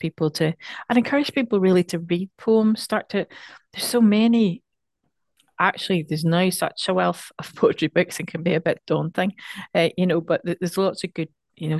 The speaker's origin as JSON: {"language": "English", "country": "Ireland", "said": "I mean, I'm from Ireland."}